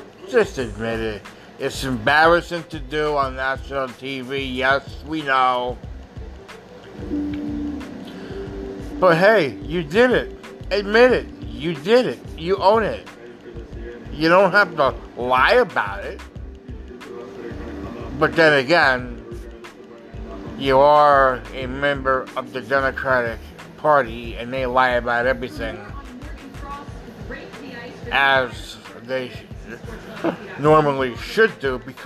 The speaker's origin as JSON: {"language": "English", "country": "United States", "said": "I'm an American"}